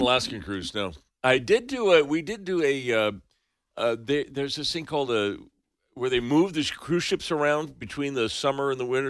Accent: Santa Cruz, California, United States; my hometown of Santa Cruz, California.

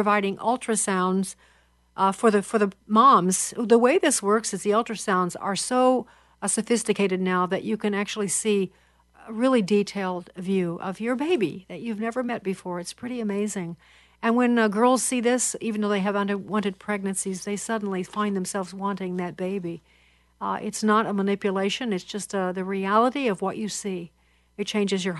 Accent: Chicago, Illinois, United States; an activist in my hometown of Chicago

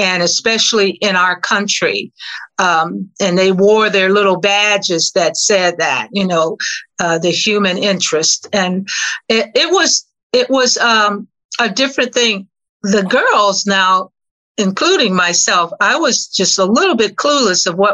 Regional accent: Cleveland, Ohio, United States; moved away; Cleveland, Ohio was my hometown

